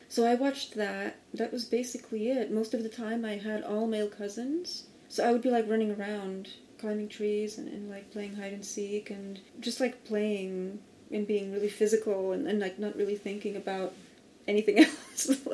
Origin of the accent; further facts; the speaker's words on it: outside of Lisbon, Portugal; moved away; I grew up 20 minutes outside of Lisbon